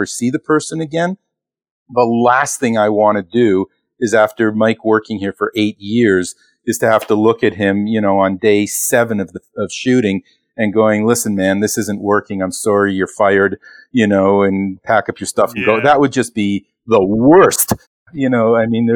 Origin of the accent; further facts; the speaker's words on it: Toronto, Ontario, Canada; moved away as an adult; now in Los Angeles, United States; I'm originally from Toronto, Canada. I moved here in 1991